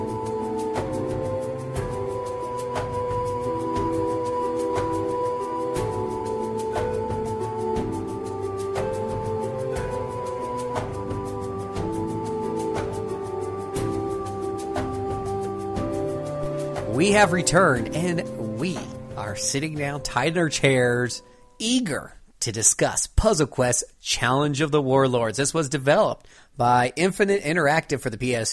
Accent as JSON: {"language": "English", "region": "Utah", "country": "United States", "said": "I'm from Utah"}